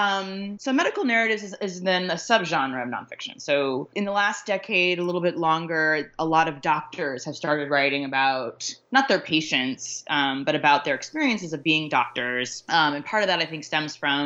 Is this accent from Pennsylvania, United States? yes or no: no; Laramie, Wyoming, United States; I was raised in Wyoming, mostly in Laramie